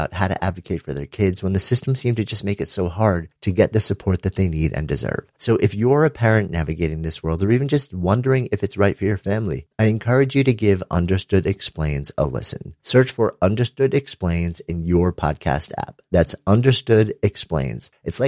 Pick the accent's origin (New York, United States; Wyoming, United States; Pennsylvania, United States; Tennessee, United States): New York, United States; I'm in Boulder, Colorado right now. And after being a New Yorker my entire life